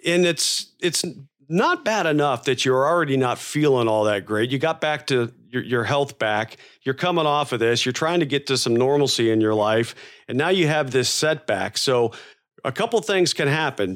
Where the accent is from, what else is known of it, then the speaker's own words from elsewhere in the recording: Florida, United States; moved away; I grew up in Florida